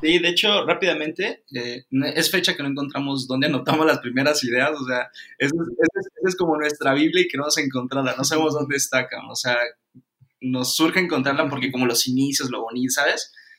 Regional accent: Cancún, Quintana Roo, Mexico; yo soy de Cancún, soy nacido en Cancún

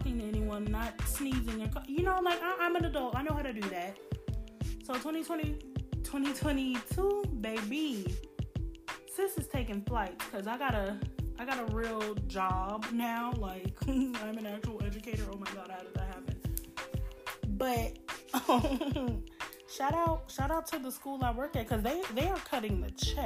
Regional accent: Chicago, Illinois, United States; moved away; home is Chicago. Me and all my siblings were born and raised in Chicago

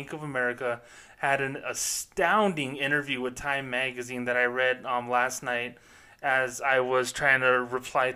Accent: Socorro, New Mexico, United States; born or raised there

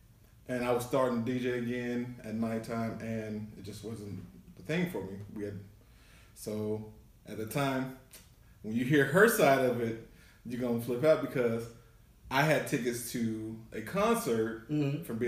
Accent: Denton, Texas, United States; also born or lived in East Oakland, California / Arkansas; I'm originally from East Oakland. Moved out here as a kid to Denton, Texas. Graduated from Denton Ryan High School

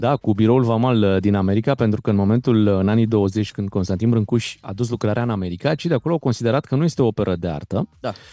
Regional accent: Romania; suntem români

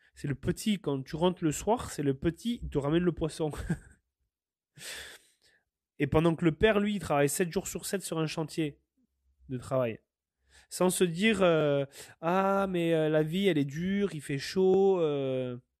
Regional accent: France; now in Canada; je suis français, mais je me sens canadien quelque part

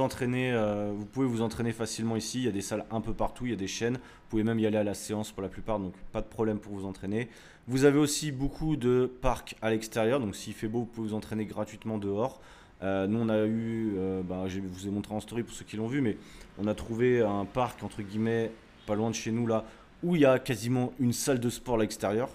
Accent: France; on est français

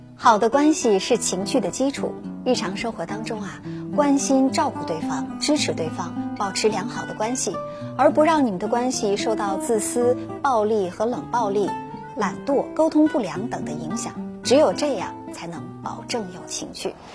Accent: China; 我们中国人

